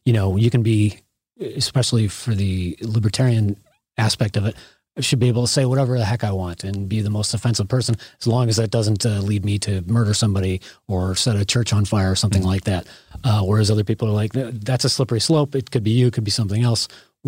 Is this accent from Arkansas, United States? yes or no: no; Chicago, Illinois, United States; You know, I grew up in Chicagoland area, and I remember the Illinois Nazis and Skokie.